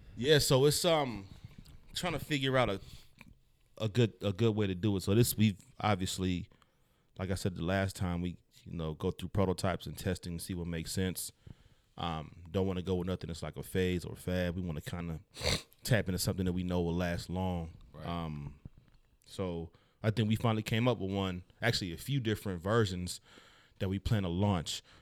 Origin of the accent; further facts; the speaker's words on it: the Bay Area, California, United States; I'm from the Bay